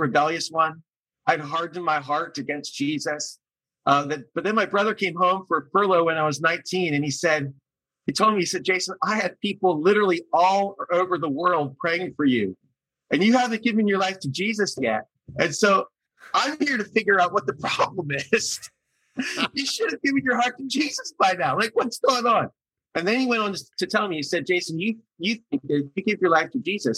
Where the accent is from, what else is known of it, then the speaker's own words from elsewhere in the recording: Lancaster County, Pennsylvania, United States; I grew up in Lancaster County, Pennsylvania, milking cows with my dad